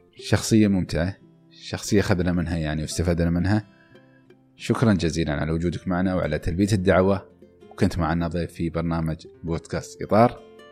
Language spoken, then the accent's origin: Arabic; United Arab Emirates; نحن محظوظين في دولة مثل دولة الإمارات